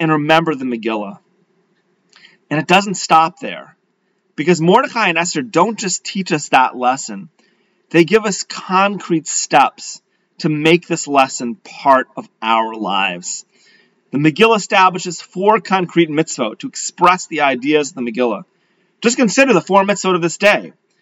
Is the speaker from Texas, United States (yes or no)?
no; Leominster, Massachusetts, United States; growing up in Leominster, Massachusetts.